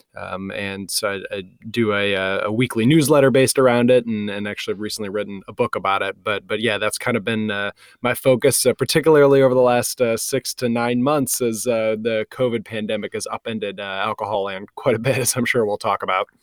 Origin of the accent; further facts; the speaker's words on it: Michigan, United States; moved away; I was raised in Michigan